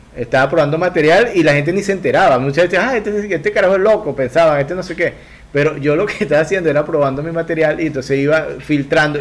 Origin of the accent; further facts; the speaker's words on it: Venezuela; Yo vengo de una cultura muy novelera en Venezuela, de gente que consumía mucha novela